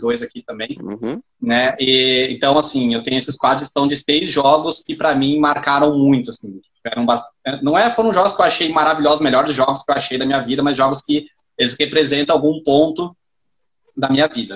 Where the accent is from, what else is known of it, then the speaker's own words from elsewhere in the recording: Caxias do Sul, Rio Grande do Sul, Brazil; moved away; Chama Caxias do Sul, a cidade, e aí foi onde eu cresci